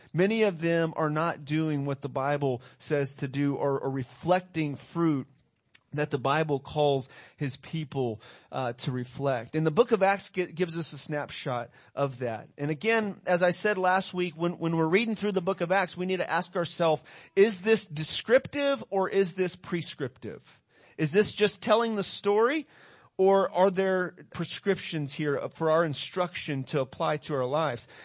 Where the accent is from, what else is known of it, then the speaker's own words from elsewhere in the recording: United States; we're from America